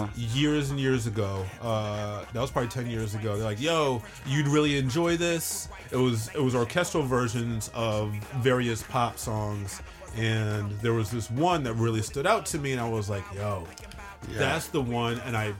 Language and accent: English; Brooklyn, New York, United States; I came from Brooklyn. This is a whole different thing for me.